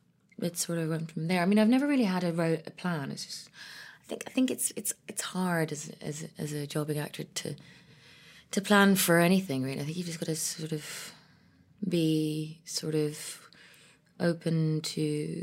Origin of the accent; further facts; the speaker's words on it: Ethiopia; also born or lived in Ireland / London, United Kingdom; I was born in Ethiopia to an Ethiopian father and an Irish mother. So I was raised between Ethiopia, Ireland, and London.